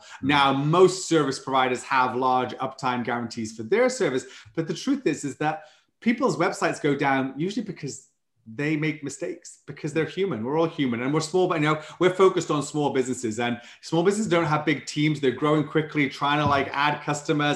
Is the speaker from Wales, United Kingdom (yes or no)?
yes; Wales, United Kingdom; accent: Welsh; moved away as an adult; now in San Antonio, United States; I'm from Wales, though I've been living in the States now about 12 years